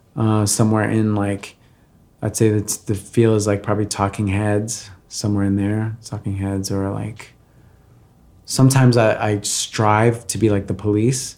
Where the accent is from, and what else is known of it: Valley Stream, New York, United States; born or raised there; moved away as an adult; also born or lived in Brazil / Bayside, Queens; now in Los Angeles, United States